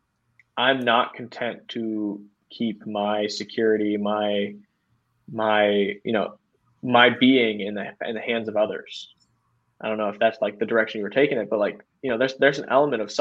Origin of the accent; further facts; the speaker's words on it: Midwest, United States; we from the Midwest.